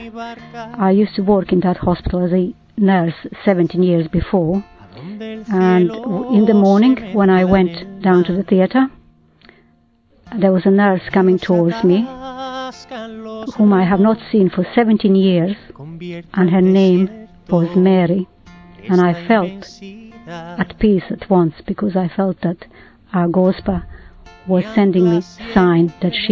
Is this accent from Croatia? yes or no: yes; Croatia; moved away; I was born in Croatia. All through my childhood we said rosary every day in our house